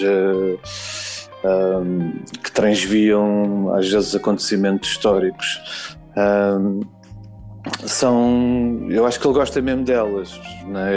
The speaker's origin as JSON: {"language": "Portuguese", "region": "Lisbon", "country": "Portugal", "tie": "born or raised there", "said": "eu sou de Lisboa, eu, sou, eu, sempre vivi no centro de Lisboa"}